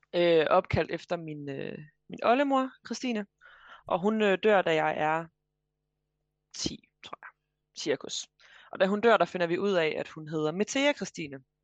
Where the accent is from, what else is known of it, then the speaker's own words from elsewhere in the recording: Vejle, Southern Denmark, Denmark; moved away as an adult; also born or lived in Frederiksberg, Copenhagen; now in Copenhagen, Denmark; jeg er øh, fra Vejle i ja. Kære Jylland, men jeg bor nu på Frederiksberg i København